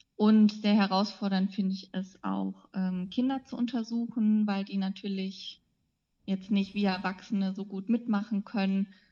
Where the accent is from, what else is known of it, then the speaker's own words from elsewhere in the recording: Radevormwald, North Rhine-Westphalia, Germany; moved away as an adult; also born or lived in Ulm; now in Osnabrück, Germany; ich komme aus dem Bergischen Land, also aus der Nähe von Wuppertal, aus Rade vorm Wald. Da bin ich aufgewachsen